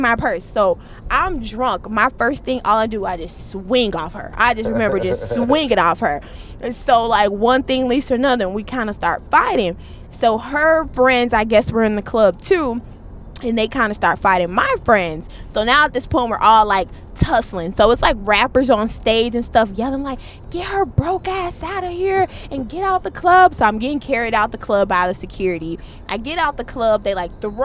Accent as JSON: {"language": "English", "town": "Chicago", "region": "Illinois", "country": "United States", "said": "I'm from Chicago."}